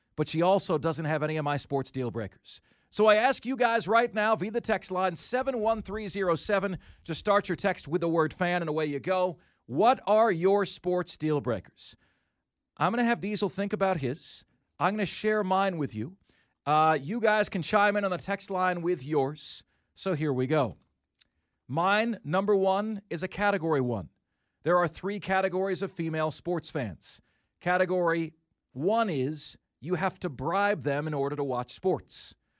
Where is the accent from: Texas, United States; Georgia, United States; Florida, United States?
Florida, United States; Tampa; my hometown of Tampa Bay